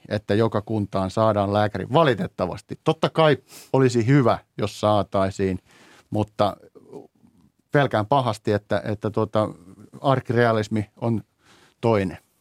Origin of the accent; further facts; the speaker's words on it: Teuva, South Ostrobothnia, Finland; moved away; itse tulen tai olen syntyisin pienestä Teuan kunnasta